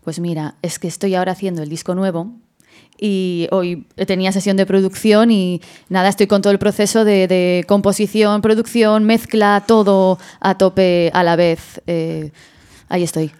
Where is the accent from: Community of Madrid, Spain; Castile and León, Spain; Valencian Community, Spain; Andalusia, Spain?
Community of Madrid, Spain; Madrid; yo soy de Madrid